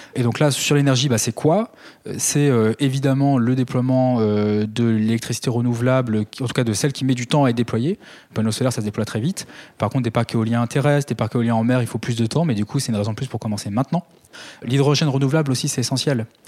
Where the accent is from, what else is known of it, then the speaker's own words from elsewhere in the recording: Calvados, Normandy, France; chez moi dans le Calvados